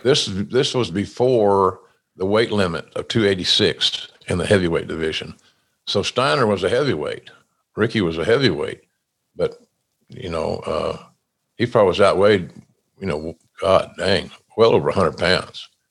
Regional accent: Oklahoma, United States; now in Jacksonville Beach, United States; my home state of Oklahoma

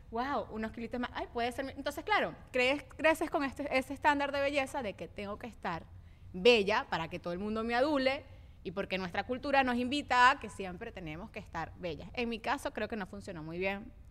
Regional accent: Venezuela; Claro, pero es que nosotros venimos de la cultura del Miss Venezuela.

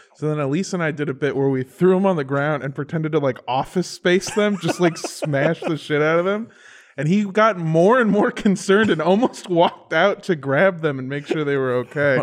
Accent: Indio, California, United States; my hometown is Indio, California, over by Palm Springs

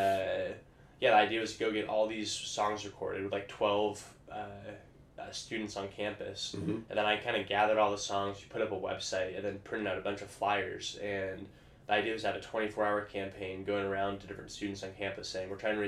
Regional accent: Vancouver, Washington, United States; moved away; I grew up in Vancouver, Washington

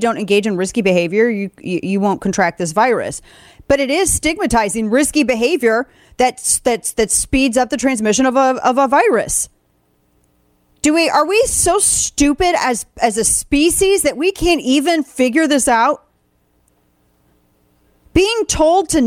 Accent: the Ozarks, United States; I'm from the Ozarks

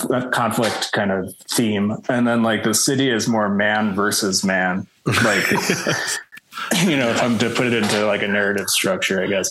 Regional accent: Chicago, Illinois, United States; also born or lived in Los Angeles, United States; now in New Mexico, United States; I'm originally from Chicago

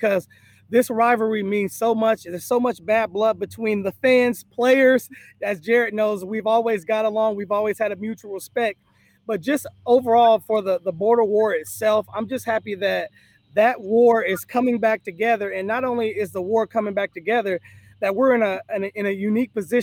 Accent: Kansas City, Kansas, United States; I'm born and raised in Kansas, Kansas City, Kansas

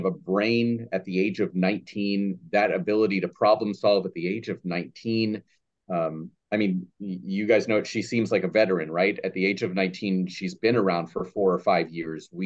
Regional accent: United States; as an American here

